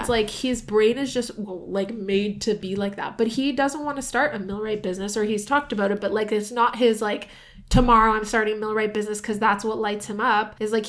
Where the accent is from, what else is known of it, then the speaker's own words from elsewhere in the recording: San Diego, California, United States; born there; I was born in San Diego.